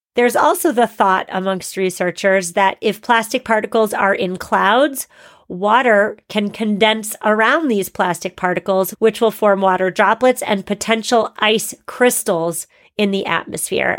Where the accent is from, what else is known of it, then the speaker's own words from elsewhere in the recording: Massachusetts, United States; Massachusetts, my home state